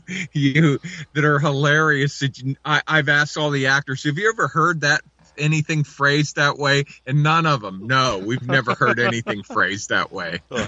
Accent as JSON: {"language": "English", "town": "Pittsburgh", "region": "Pennsylvania", "country": "United States", "said": "I'm from Pittsburgh."}